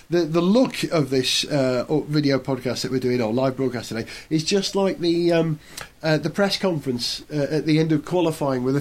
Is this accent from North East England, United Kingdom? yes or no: no; Wales, United Kingdom; I'm a Welshman.